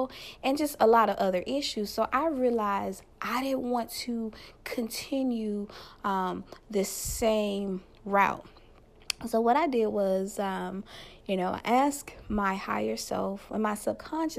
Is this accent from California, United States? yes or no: no; Louisiana, United States; Louisiana, my home state